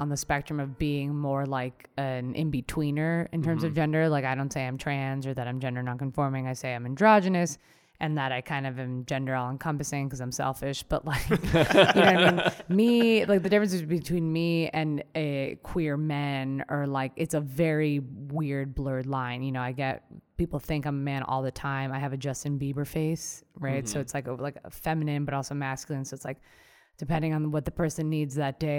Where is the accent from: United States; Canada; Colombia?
Colombia; my parents were like hyper aware of that, because we came from Colombia, and so they're like, oh, what's going on?